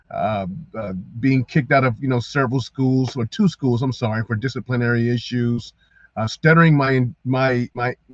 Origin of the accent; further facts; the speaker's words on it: Columbus, Ohio, United States; moved away as an adult; also born or lived in Mason City, Iowa; I'm from Columbus. I'm from the south side. I'm from the hood